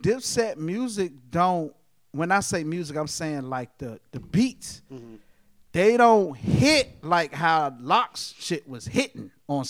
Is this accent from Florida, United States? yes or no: no; New York, United States; nigga, I'm from New York.